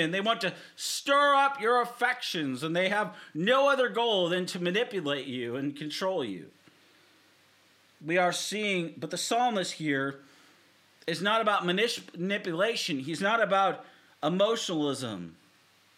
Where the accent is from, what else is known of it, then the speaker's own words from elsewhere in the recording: Seattle, Washington, United States; now in Southern Oregon, United States; I'm from, born and raised in Seattle. I live here in Southern Oregon